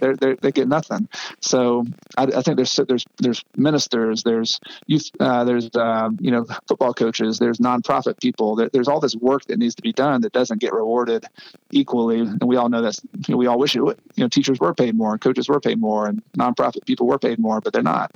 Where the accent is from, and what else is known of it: United States; also born or lived in Ecuador